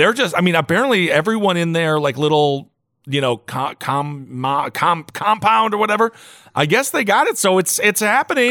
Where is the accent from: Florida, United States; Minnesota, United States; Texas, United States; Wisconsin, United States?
Wisconsin, United States; moved away; I'm from Wisconsin